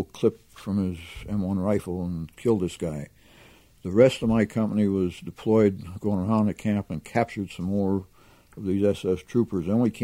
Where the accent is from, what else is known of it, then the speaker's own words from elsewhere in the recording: Pennsylvania, United States; I was from Pennsylvania